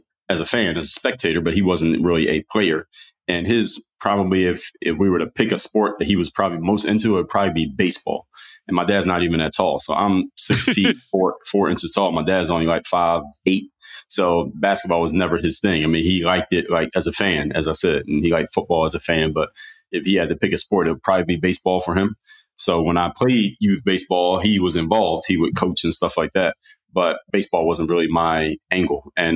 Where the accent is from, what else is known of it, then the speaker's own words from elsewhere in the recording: Philadelphia, Pennsylvania, United States; Philadelphia, Pennsylvania.